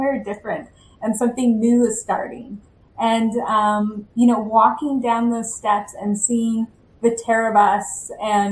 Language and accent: English; Bakersfield, California, United States; moved away as an adult; also born or lived in Angola; I'm from Bakersfield, California